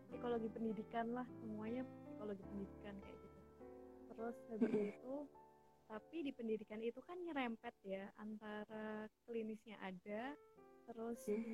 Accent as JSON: {"language": "Indonesian", "town": "Yogyakarta", "region": "Special Region of Yogyakarta", "country": "Indonesia", "tie": "born or raised there", "said": "Karena uh, di Jogja semua, jadi aku asli Jogja dan aku tidak boleh kemana-mana"}